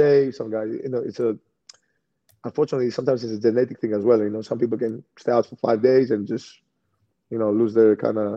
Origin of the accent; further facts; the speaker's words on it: Greece; now in Milwaukee, United States; we came from Greece